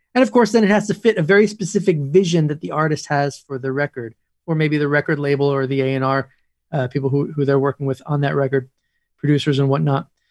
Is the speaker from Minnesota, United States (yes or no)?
no; Woodstock, New York, United States; moved away; also born or lived in Los Angeles / Nashville; I grew up in Woodstock